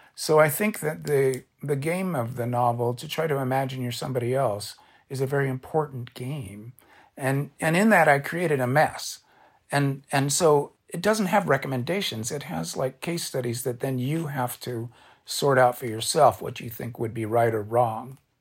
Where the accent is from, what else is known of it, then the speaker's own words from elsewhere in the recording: Orange County, California, United States; I'm a beach kid. I grew up in Orange County